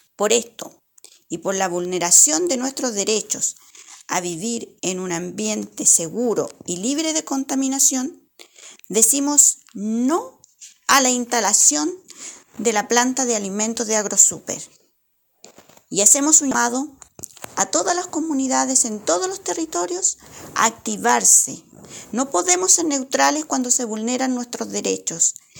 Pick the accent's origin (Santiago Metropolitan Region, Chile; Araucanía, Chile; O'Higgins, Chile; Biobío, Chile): O'Higgins, Chile; La Estrella; Soy de la comuna de La Estrella, que queda ubicada